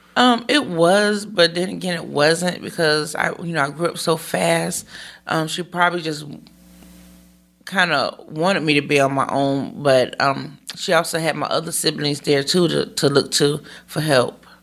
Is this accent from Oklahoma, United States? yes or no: no; Greensboro, North Carolina, United States; first language American Sign Language; English is a second language; I was born in Greensboro, North Carolina